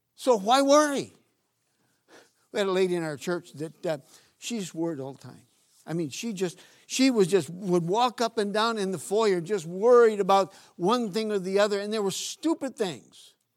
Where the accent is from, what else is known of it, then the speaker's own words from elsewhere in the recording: Northeast Region, Brazil; now in United States; Growing up in Brazil, I was, in the northeast part of Brazil